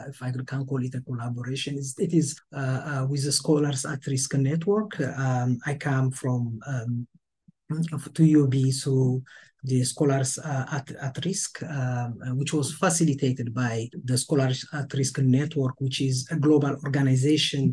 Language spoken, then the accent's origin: English; Ethiopia; moved away as an adult; also born or lived in New York; now in Buffalo, United States; I'm Ethiopian